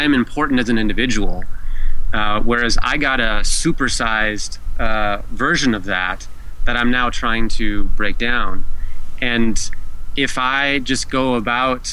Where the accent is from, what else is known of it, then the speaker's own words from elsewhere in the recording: United States; being an American male, American white male in particular